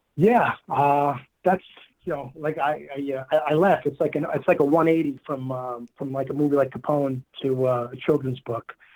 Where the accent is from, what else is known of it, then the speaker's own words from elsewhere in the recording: New York City, New York, United States; I was born and raised in Queens